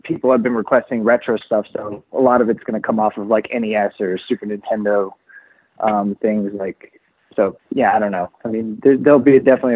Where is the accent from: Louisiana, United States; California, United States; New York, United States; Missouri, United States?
California, United States; Riverside; where I grew up in Riverside